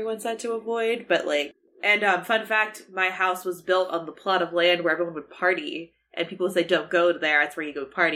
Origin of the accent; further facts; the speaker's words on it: Maryland, United States; I grew up like not in the South, but Maryland